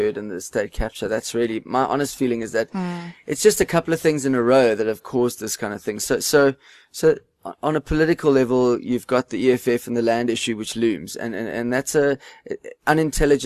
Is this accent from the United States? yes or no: no; South Africa; being South African